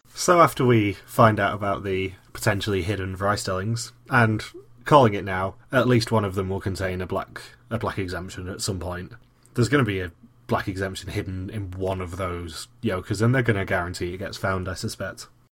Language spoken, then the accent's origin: English; United Kingdom; I'm the British one.